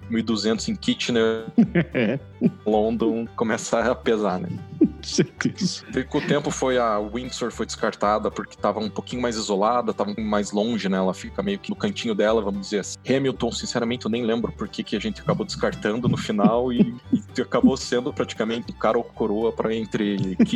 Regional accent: Curitiba, Paraná, Brazil; De Curitiba.

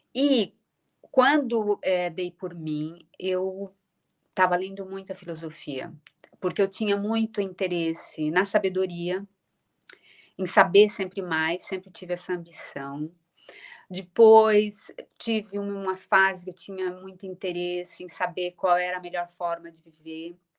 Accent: São Paulo, Brazil; accent: Brazilian; moved away as an adult; now in Lisbon, Portugal; eu continuo sendo muito, sendo muito brasileira

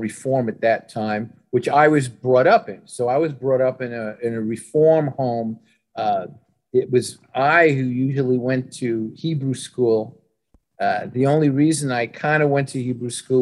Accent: New York City, New York, United States; in Brooklyn, grew up in not a Jewish area

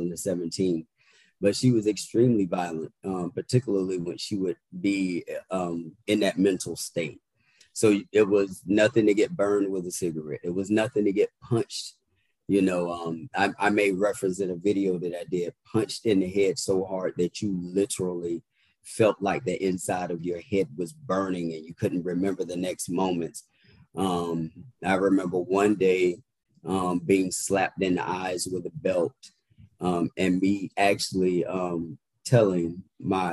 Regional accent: Indiantown, Florida, United States; also born or lived in Pahokee, Florida; now in Washington, D.C., United States; So I was born in that area, but I'm actually from Martin County, which is called Indian Town. Very little, small, rural town where everyone knows everyone. And matter of fact, we only had one red light growing up.

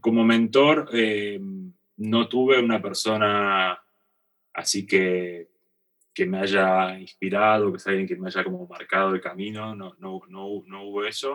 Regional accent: Argentina; moved away as an adult; also born or lived in North America; irme de, Argentina, ¿no? Eh, el dejar la comodidad de estar en mi país, en mi familia, mis amigos

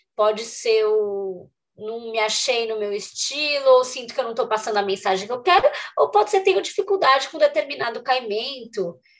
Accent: São Paulo, Brazil; Eu sou de São Paulo

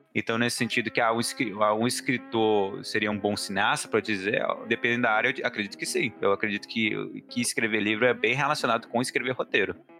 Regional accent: Montes Claros, Minas Gerais, Brazil; also born or lived in Belo Horizonte; eu sou de Montes Claros, no momento eu estou em Montes Claros.

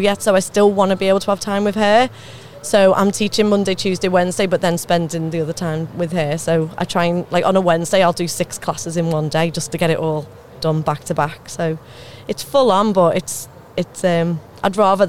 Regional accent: the Wirral, North West England, United Kingdom; accent: Scouser; moved away as an adult; now in Basingstoke, United Kingdom; I'm from the Wirral originally. Yeah, moved down here about 10-12 years ago, but still got the accent.

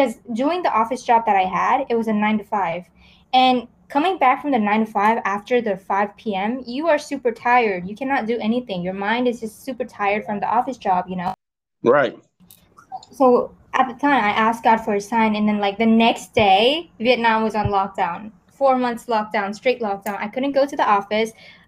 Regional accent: California, United States; And then I grew up in America. I moved around a lot. I think just in America alone, I transferred to like 12 different schools in several states. So I was in California. Well, I was mostly in California.

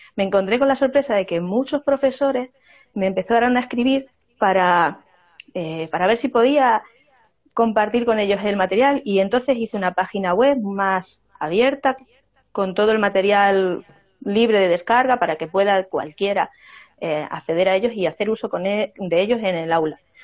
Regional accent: Extremadura, Spain; now in Zamora, Spain; Yo vengo de otra región, y soy extremeña

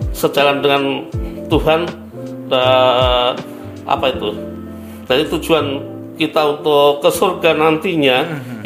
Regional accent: Java, Indonesia; saya kan orang Jawa saya

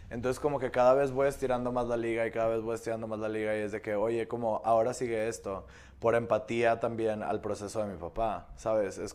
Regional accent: Nuevo León, Mexico; soy regio.

